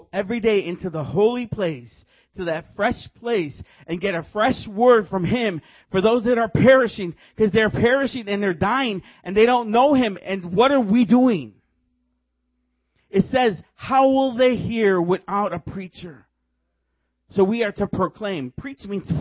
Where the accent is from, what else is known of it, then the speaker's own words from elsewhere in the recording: Chicago, Illinois, United States; I was from Chicago